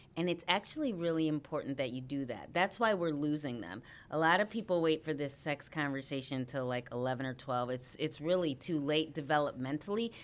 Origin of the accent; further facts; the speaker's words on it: Harvey, Illinois, United States; also born or lived in Saint Peter, Minnesota; I was born in Saint Peter, Minnesota, but I grew up, uh, in Harvey, Illinois